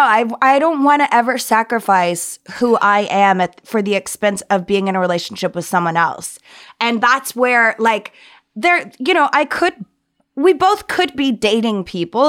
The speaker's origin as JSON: {"language": "English", "region": "the South", "country": "United States", "tie": "born or raised there", "said": "growing up in the South"}